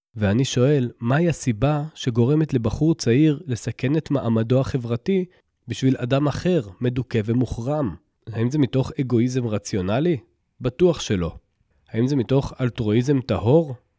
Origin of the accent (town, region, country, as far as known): Israel